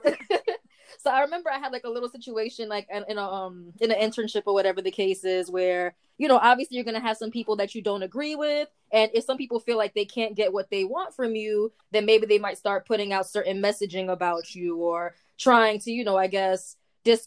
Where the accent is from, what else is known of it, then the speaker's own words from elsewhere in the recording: New York City, New York, United States; I'm from the Bronx